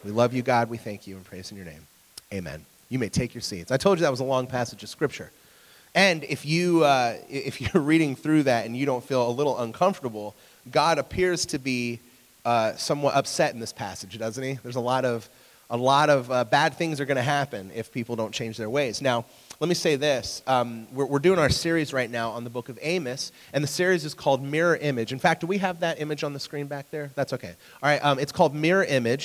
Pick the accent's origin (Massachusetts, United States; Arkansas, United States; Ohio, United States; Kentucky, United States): Ohio, United States; Sunbury; I'm from Sunbury